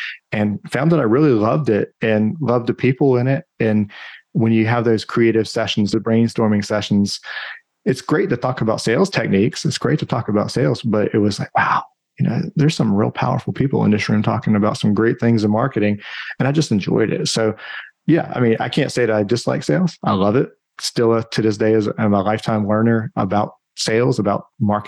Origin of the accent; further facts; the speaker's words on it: the Carolinas, United States; also born or lived in New Hampshire; now in Austin, United States; I grew up in the Carolinas and lived in New Hampshire for quite some time